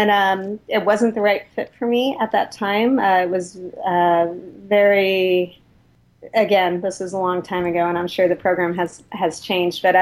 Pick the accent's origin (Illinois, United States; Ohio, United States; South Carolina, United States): Ohio, United States; Cincinnati; moved away as an adult; also born or lived in Sacramento; now in San Francisco, United States; I grew up in Cincinnati, Ohio